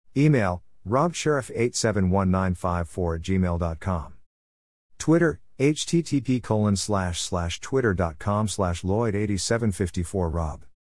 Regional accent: Melbourne, Victoria, Australia; born or raised there

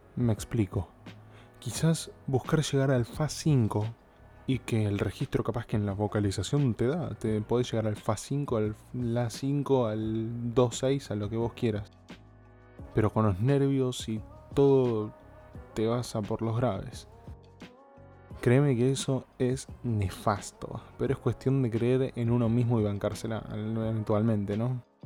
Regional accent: Argentina; soy de Argentina

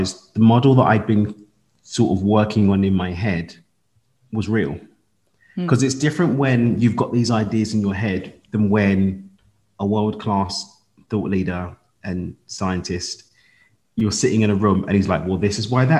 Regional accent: London, United Kingdom; I lived in London, born and raised in London

